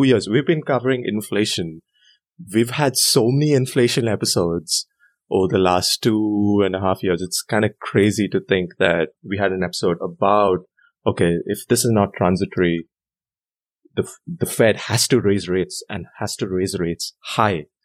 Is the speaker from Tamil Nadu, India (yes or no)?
no; Bangalore, Karnataka, India; moved away as an adult; I'm from Bangalore, India